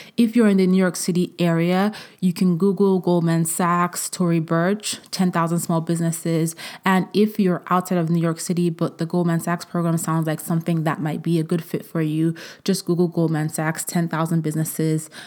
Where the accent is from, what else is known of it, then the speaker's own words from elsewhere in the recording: Vienna, Austria; moved away; I was born in Vienna. I went to college in Vienna. Um, I went to grade school in Vienna, partially.